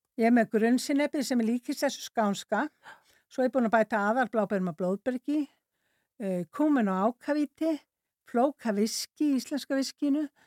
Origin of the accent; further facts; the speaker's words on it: North Iceland, Iceland; also born or lived in Sweden; ég er að norðan